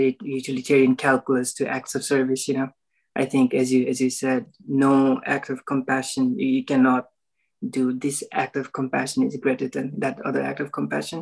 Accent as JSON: {"language": "English", "country": "Nepal", "tie": "born or raised there", "moved": "as an adult", "lives_now": "Austin, United States", "said": "I'm in Austin right now. I grew up in Nepal. I came to the US for college."}